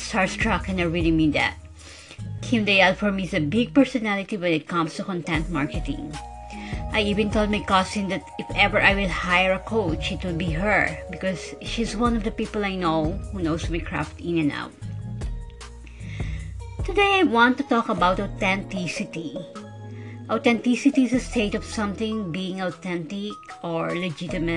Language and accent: English; Philippines; English is a second language; I am a Filipino who can speak English fluently, although I have a tone or accent.